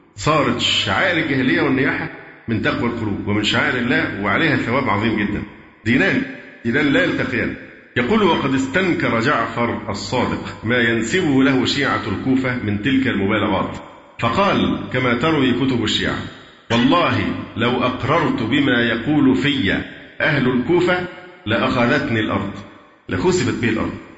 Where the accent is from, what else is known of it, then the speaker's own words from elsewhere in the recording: Egypt; عندنا في مصر